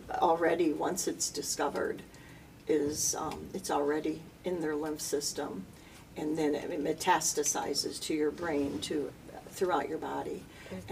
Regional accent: Lombard, Illinois, United States; moved away as an adult; now in Aurora, United States; I was born and raised in Lombard, so I'm Western

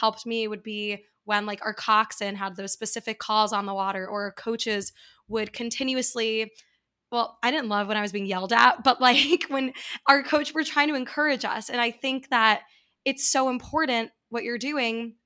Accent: New York, United States; I grew up in New York

